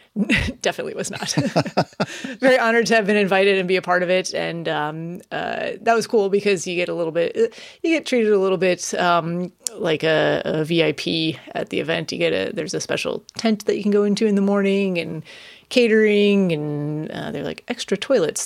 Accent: Chicago, Illinois, United States; it's my hometown

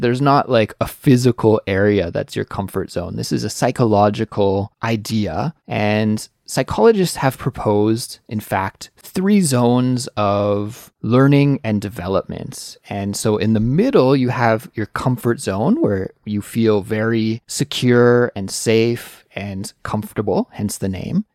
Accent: Canada; moved away as an adult; now in South Korea; I do live right now in Korea, even though I am Canadian

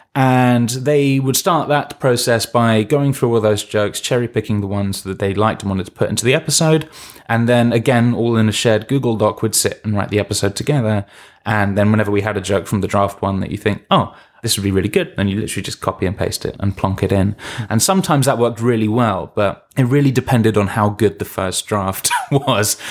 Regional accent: London, United Kingdom; I'm from London

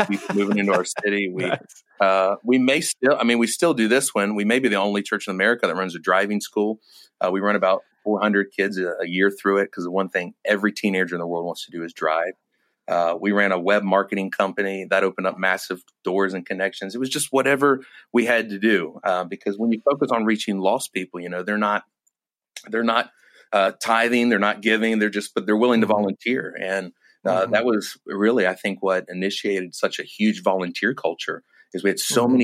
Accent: Washington, District of Columbia, United States; moved away as an adult; now in Minnesota, United States; I'm originally from the Washington, D.C. area

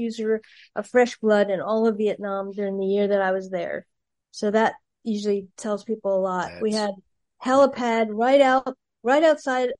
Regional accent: Atlantic City, New Jersey, United States; moved away as an adult; also born or lived in Philadelphia, Pennsylvania / Los Angeles, California; I'm originally from New Jersey. I grew up in Atlantic City, New Jersey before the casinos were there.

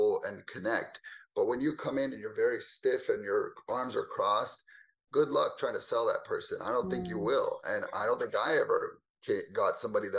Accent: Southern California, United States; moved away as an adult; now in Dallas, United States; I'm originally born and raised in California, Southern California, to be exact

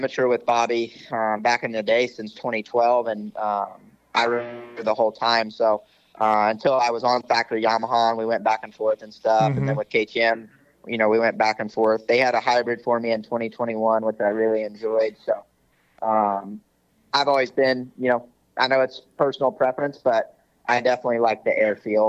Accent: the South, United States; we're from the South

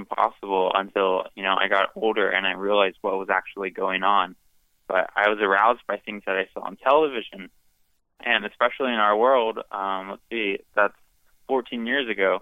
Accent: Fresno, California, United States; I am from Fresno, California

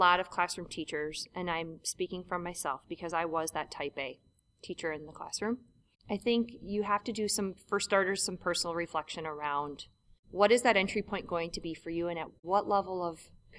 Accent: Milwaukee, Wisconsin, United States; Oh, I'm from Milwaukee. You know, I'm from Milwaukee.

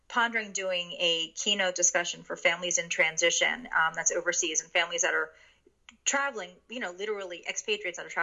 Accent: New York City, New York, United States; first language Japanese; English is a second language; moved away as an adult; also born or lived in Connecticut / Hong Kong / Shanghai; I grew up in this area predominantly between New York City and Connecticut. And I am the product of a Japanese immigrant. So at home, we were very culturally and linguistically Japanese. So Japanese is my first language

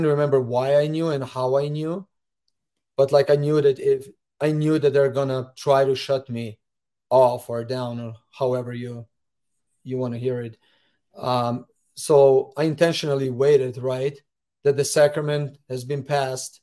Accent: Slovenia; moved away as an adult; now in United States; as well as a branch president for 4 years back in my home country of Slovenia

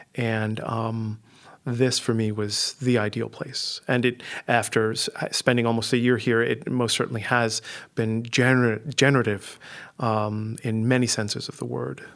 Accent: New Orleans, Louisiana, United States; also born or lived in Managua, Nicaragua; I was born in Managua, Nicaragua, And I came to the U S when I was six, uh, as a result of the Nicaraguan Revolution. My family decided that we should move, and I ended up spending the rest of my childhood in New Orleans

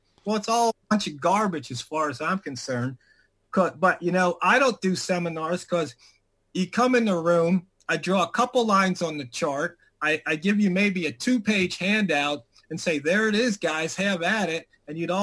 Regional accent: Washington, District of Columbia, United States; I grew up in Washington, D.C., Southeast

